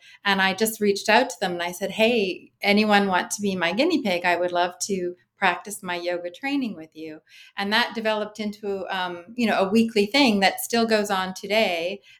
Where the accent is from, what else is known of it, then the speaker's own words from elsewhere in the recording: Canada; as a Canadian